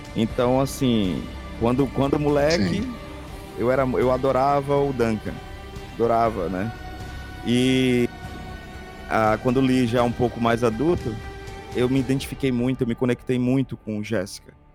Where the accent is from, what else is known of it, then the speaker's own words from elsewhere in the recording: Fortaleza, Ceará, Brazil; eu sou nascido e eu sou nascido e criado no Mucuripe